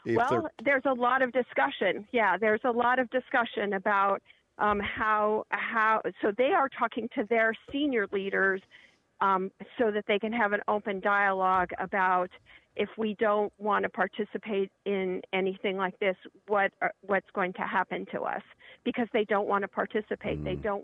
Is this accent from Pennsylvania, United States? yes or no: no; Kent, Ohio, United States; The other thing is I grew up in Kent, Ohio.